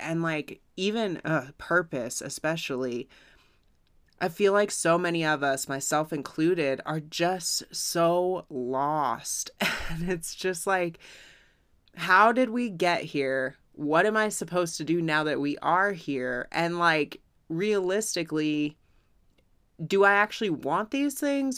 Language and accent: English; United States; as an American